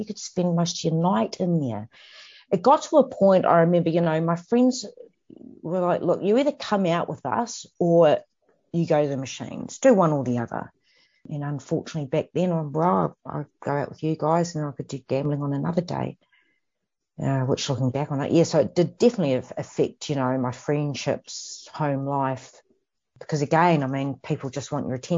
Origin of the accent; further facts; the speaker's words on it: New Zealand; moved away as an adult; I'm from New Zealand originally